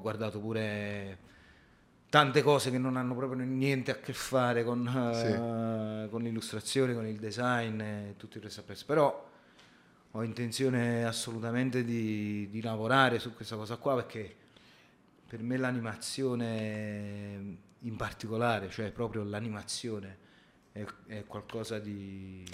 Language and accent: Italian; Lombardy, Italy; accent: strongly Lombard; moved away as an adult; now in Turin, Italy; si può sentire dal mio accento fortemente lombardo, eh, no, non sono di Torino